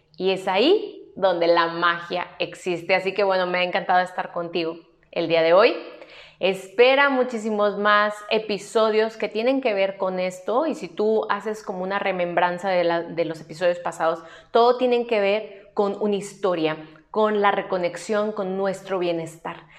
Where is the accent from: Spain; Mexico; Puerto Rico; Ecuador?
Mexico; aquí en mi país que es México